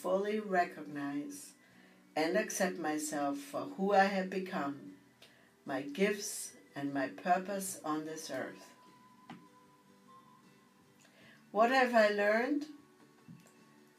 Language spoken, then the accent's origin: English; Bavaria, Germany; moved away; growing up in Bavaria